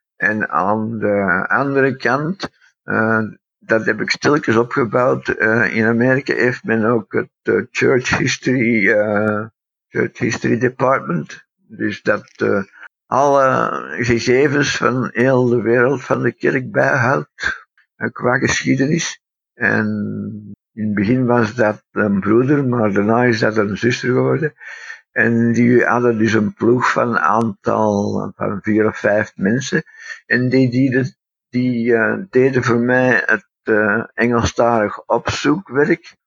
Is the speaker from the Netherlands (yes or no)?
no; Antwerp, Flanders, Belgium; En uiteindelijk ben ik dus in, eh, Antwerpen geboren. Ehm, ik ben als Brit geboren en, eh, groot gebracht